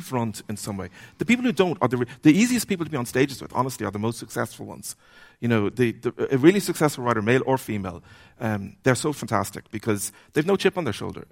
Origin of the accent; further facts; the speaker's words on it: Dublin, Leinster, Ireland; I grew up, where I grew up in Dublin